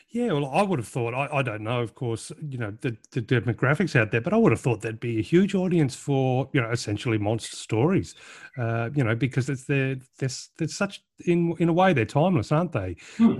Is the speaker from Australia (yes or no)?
yes; Australia; being an Aussie